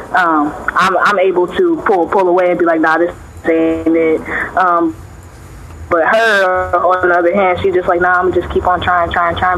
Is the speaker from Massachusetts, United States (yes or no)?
no; Cincinnati, Ohio, United States; I'm from Cincinnati. Uh, I've been in Cincinnati